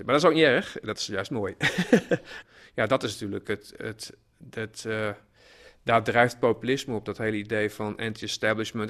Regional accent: Hollandscheveld, Drenthe, Netherlands; Ik kom zelf uit Honzeveld

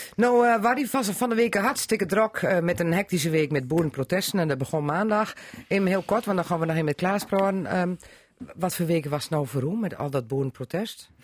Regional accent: Drenthe, Netherlands; we zijn Drenten onder elkaar

